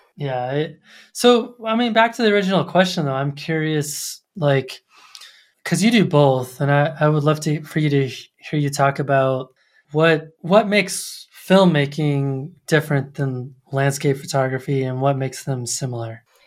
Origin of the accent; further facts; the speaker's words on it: Colorado Springs, Colorado, United States; I grew up in Colorado Springs near, um, the Air Force